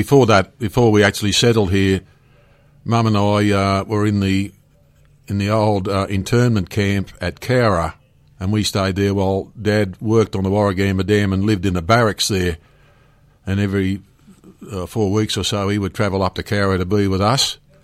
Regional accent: Germany; born there; I was born in Germany in 1948. My parents were of Ukrainian background and found themselves in Germany during the war as in forced labour camps.

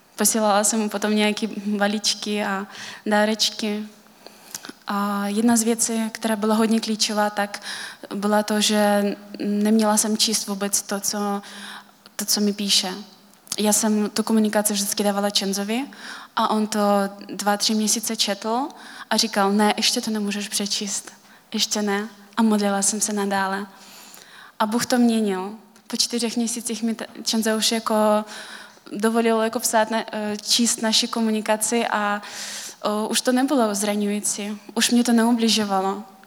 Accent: Kalmykia, Russia; Czech is a second language; moved away as an adult; now in Czech Republic; už 9 let jsem v Česku, jinak pocházím z Kalmické republiky, což je součást Ruska.

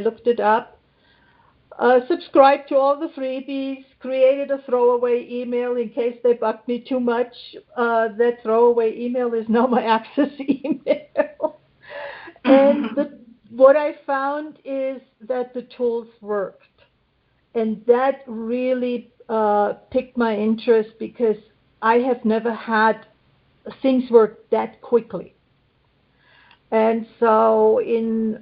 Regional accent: Germany; moved away as an adult; also born or lived in Los Alamos, New Mexico, United States; now in New Mexico, United States; I'm born and raised in Germany and came in 1980 for 2 to maybe 3 years

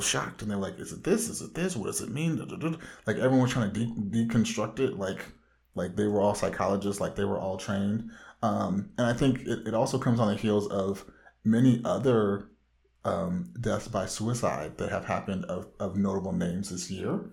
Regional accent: Orange County, Southern California, United States; comic book fanatic from the widest part of Southern California

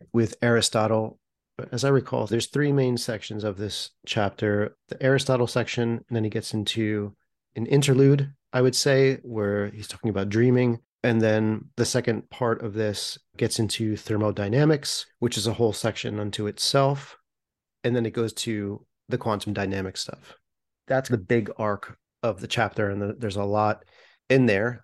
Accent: United States; as an American

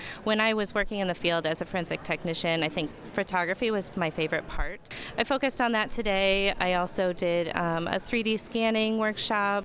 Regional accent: Norfolk, Nebraska, United States; also born or lived in Wayne, Nebraska; I'm from Norfolk, Nebraska, but I teach in Wayne, Nebraska

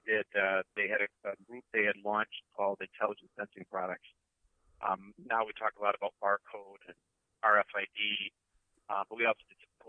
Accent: Wisconsin, United States; I grew up in Wisconsin

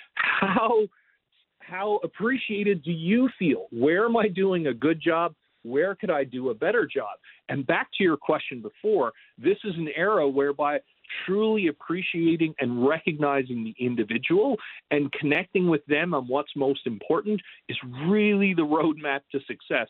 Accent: Newfoundland and Labrador, Canada; moved away; I'm from Newfoundland, Canada originally, so right on the water

